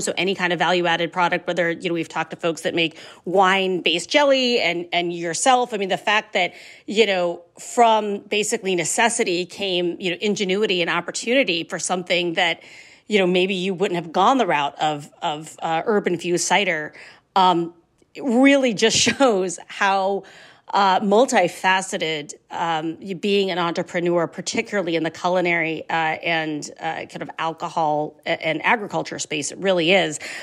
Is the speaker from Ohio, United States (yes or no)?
yes; Ohio, United States; I'm from Ohio. I love me, I love my, my home state